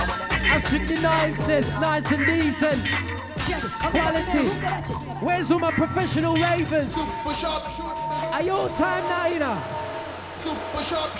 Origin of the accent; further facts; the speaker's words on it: London, United Kingdom; This is the HLC, yeah? And we come all the way from North London to Kent.